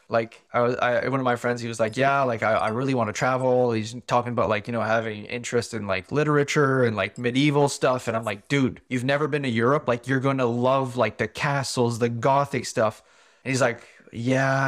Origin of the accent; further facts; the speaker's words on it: Canada; first language French; English is a second language; as a Canadian